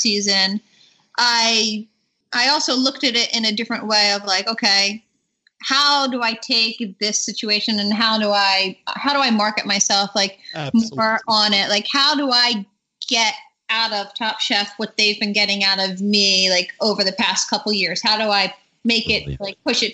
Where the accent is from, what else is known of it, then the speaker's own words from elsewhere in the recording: East Coast, United States; I'm from the East Coast